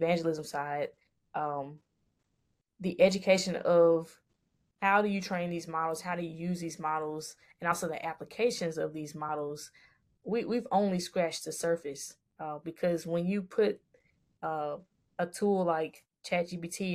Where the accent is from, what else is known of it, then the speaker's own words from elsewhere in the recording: Jackson, Mississippi, United States; moved away; I actually have a nonprofit back in my hometown of Jackson, Mississippi